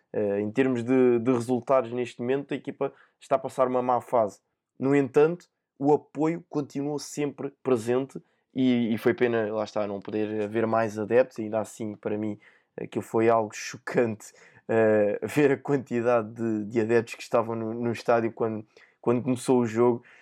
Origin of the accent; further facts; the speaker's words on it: Portugal; enquanto, enquanto português